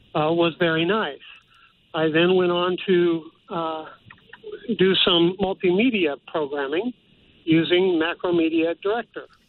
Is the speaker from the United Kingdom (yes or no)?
no; Richmond, California, United States; now in Los Angeles, United States; I grew up in Richmond, California